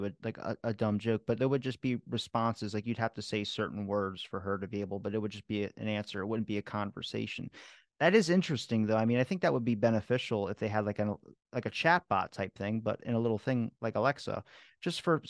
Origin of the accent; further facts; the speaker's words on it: Maryland, United States; accent: Maryland drawl; I'm from Maryland. There's a bit of a Maryland drawl